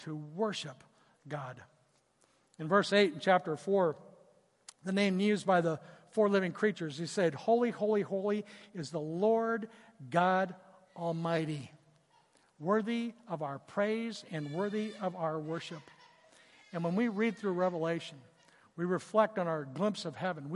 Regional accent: Southern California, United States; I grew up in Southern California

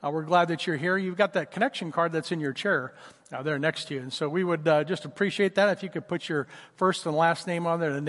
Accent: Oklahoma, United States; moved away; I grew up in Oklahoma. It was Tornado Alley where I grew up

